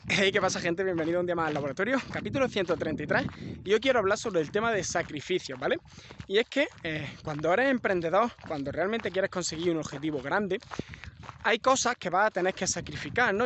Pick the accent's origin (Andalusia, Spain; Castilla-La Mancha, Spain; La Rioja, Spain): Andalusia, Spain; soy andaluz